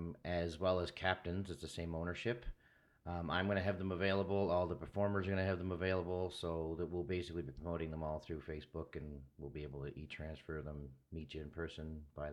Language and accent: English; the Maritimes, Canada; moved away; I'm from the Maritimes.